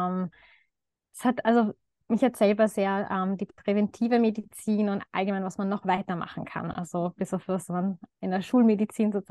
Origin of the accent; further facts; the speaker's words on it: Baden, Lower Austria, Austria; ähm, bin zurzeit ähm, als Ärztin Ausbildung tätig. Im, also ich komme aus Baden, Niederösterreich